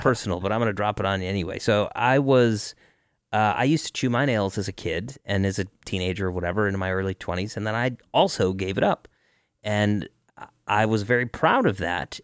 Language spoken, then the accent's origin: English; Denver, Colorado, United States; also born or lived in Cleveland; I was originally from Cleveland and a lot of my family is from Cleveland, even though I grew up in Denver.